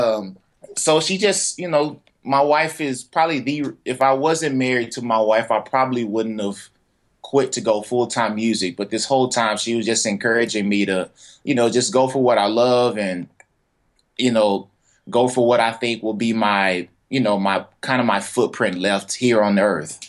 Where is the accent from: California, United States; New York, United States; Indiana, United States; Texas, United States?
Texas, United States; Fort Worth; I'm from Fort Worth, Texas, a little uh, on the south side of Fort Worth